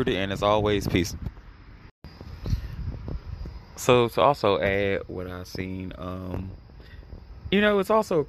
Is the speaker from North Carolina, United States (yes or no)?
yes; North Carolina, United States; I'm from North Carolina